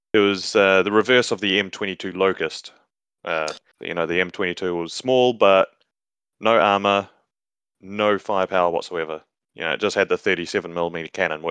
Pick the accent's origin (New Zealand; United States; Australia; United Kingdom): New Zealand; The guy from the land of the long light cloud.